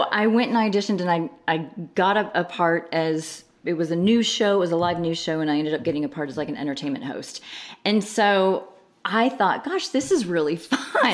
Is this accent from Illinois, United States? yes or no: yes; outside of Chicago, Illinois, United States; now in Texas, United States; So I grew up in Illinois, right, right outside of Chicago in mm-hmm. the suburbs